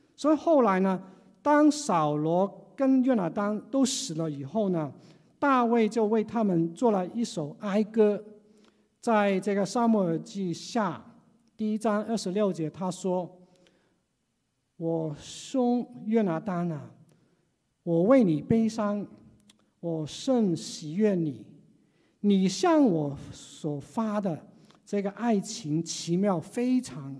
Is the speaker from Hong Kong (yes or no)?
yes; Hong Kong; 只有我一个人是土生土长的，像港人